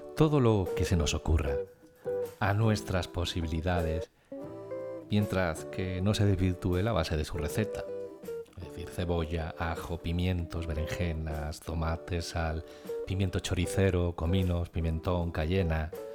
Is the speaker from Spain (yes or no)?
yes; Sierra Mágina, Andalusia, Spain; moved away; mi último viaje a mi tierra, a Sierra Mágina